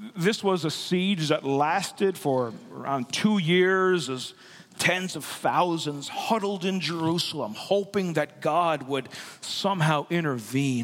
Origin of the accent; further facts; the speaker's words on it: Newfoundland and Labrador, Canada; moved away; I'm, I'm from the East Coast. I'm from Newfoundland and Labrador